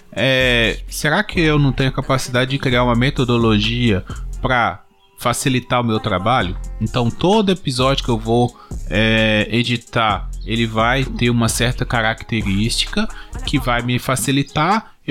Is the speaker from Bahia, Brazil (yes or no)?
no; Minas Gerais, Brazil; que eu ainda sou é, leste de Minas aqui, tô quase no Espírito Santo.